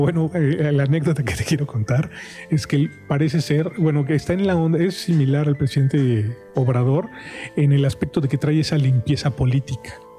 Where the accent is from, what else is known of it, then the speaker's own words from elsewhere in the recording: Mexico; yo soy mexicano, me identifico con esa con, con, con esa conciencia colectiva